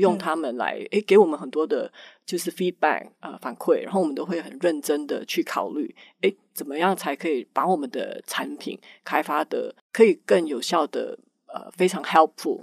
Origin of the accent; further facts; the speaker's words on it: Malaysia; moved away as an adult; also born or lived in United States; now in Taiwan; 我在马来西亚出生，所以职业生涯的前半部是大学毕业以后一直都在马来西亚，呃，的 Intel 分公司上班，然后后来搬到美国去，啊，在那边一直不断地很有机会在整个，呃，从工程，工程师的那个角色一直发展到身为主管嗯，，呃嗯，然后两年前，呃，疫情的时候就是有一些机缘巧合的情况之下，决定搬来台湾，呃，加入 Google